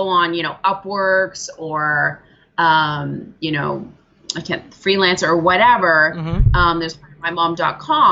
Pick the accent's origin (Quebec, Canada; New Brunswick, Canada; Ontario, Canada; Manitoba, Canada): Ontario, Canada; also born or lived in British Columbia; Yeah, so I am in Ontario, Canada now, but I used to live out in beautiful British Columbia.